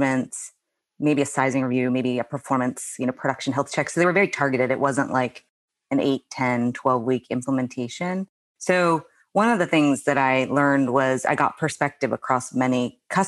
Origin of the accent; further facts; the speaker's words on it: United States; moved away as an adult; also born or lived in Australia; the US, where is my home country